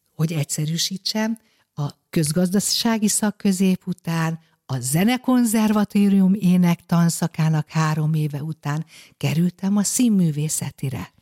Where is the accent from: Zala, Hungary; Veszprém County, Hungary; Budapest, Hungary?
Budapest, Hungary; born or raised there